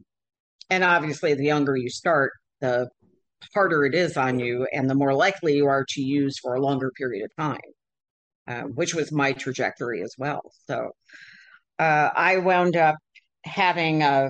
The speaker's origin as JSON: {"language": "English", "region": "Michigan", "country": "United States", "tie": "born or raised there", "said": "I grew up in Michigan in the Midwest"}